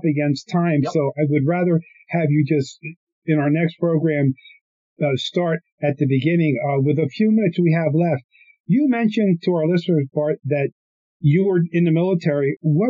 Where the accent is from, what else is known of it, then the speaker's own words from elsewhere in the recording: Newtown Square, Pennsylvania, United States; where I grew up in Newtown Square.